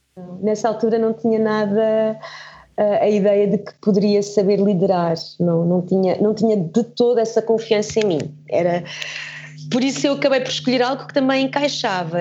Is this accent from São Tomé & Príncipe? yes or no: no; Germany; now in Portugal; nasci na Alemanha e, e o sítio onde eu vivia tinha muita natureza à volta